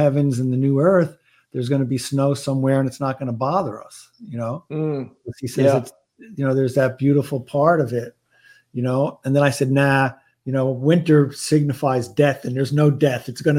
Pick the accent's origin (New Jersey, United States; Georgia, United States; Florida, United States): Florida, United States; I'm from Florida. I love the warm weather.